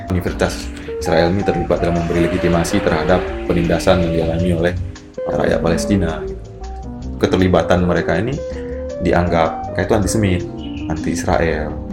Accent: Aceh, Indonesia; Saya Aceh, ba ah, saya ba selalu dengan bagaimana menemukan identitas keacehan dalam karya

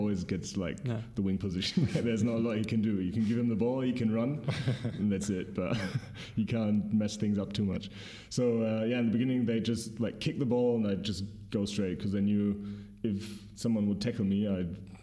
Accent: Bremen, Germany; now in Berlin, Germany; I come from Bremen, which is a little city in Germany.

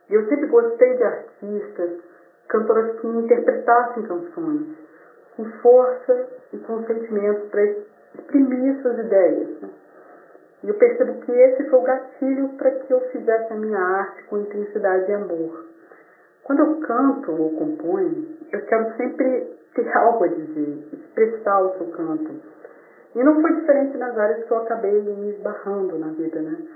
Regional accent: Vila Velha, Espírito Santo, Brazil; eu sou da cidade de Vila Velha, Espírito Santo.

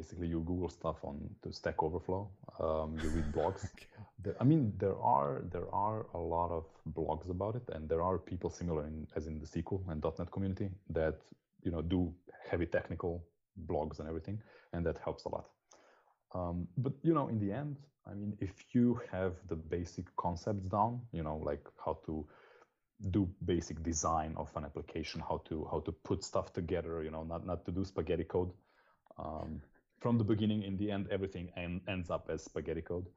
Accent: Slovenia; I am from Slovenia. That's a small country south of Austria

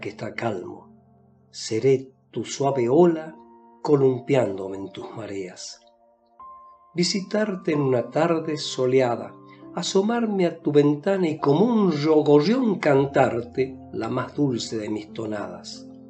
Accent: Salta, Argentina; soy de Salta, una provincia de la República Argentina

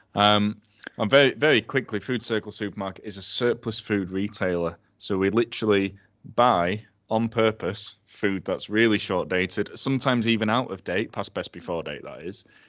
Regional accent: Sheffield, Yorkshire and the Humber, United Kingdom; thirty years old, born and bred in Sheffield.

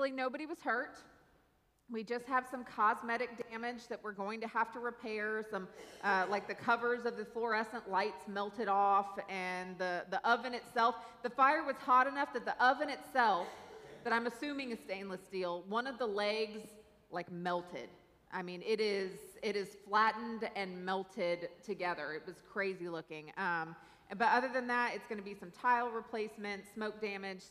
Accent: Newberg, Oregon, United States; moved away as an adult; also born or lived in South Louisiana; now in Louisiana, United States; I grew up there, and I grew up in a valley in a city called Newburgh, Oregon

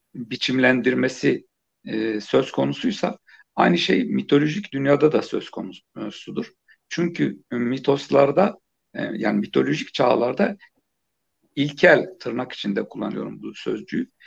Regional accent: Turkey; küçükken yani biraz da deyim yerindeyse Küçük Pekin denilen bir yerde büyüdüm. E, küçük bir ilçeydi

